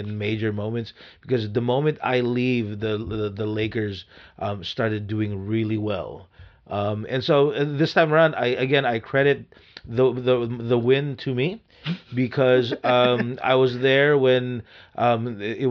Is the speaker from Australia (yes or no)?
no; Philippines; moved away; I was born in the Philippines